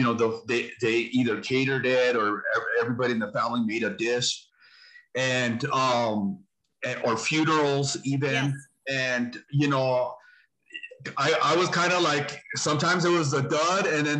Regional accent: Santa Fe, New Mexico, United States; moved away as an adult; also born or lived in Bay Area, California; In my whole growing up, I didn't see it anywhere in northern New Mexico, Santa Fe, Española, Taos.

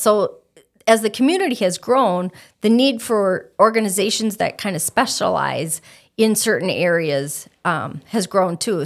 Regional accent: Stillwater, Minnesota, United States; moved away as an adult; also born or lived in St. Cloud, Minnesota; now in Fergus Falls, United States; I was born in Stillwater, Minnesota, which is the birthplace of Minnesota on the Saint Croix River. I lived there for All of my life, gra-, or not all of my life, but all of my childhood

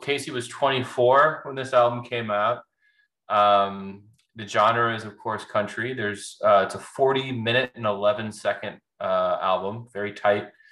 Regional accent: Nashville, Tennessee, United States; We're both from Nashville.

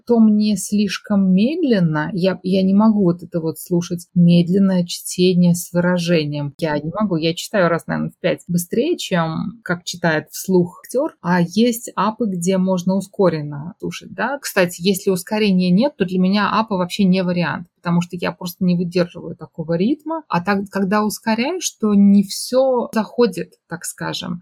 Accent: Tashkent, Uzbekistan; Мы все из Ташкента

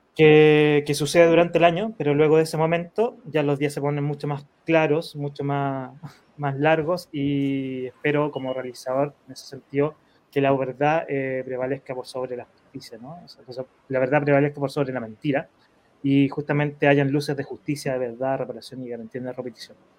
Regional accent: Chile

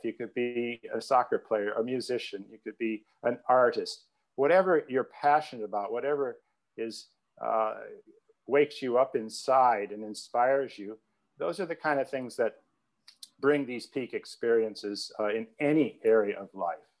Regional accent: Rock Island, Illinois, United States; my hometown of Rock Island

